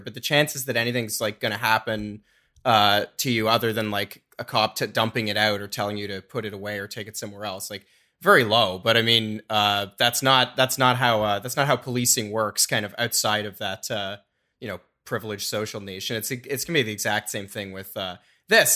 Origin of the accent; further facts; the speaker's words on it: rural Southwest Ontario, Canada; I grew up in Southwest Ontario, like rural Southwest Ontario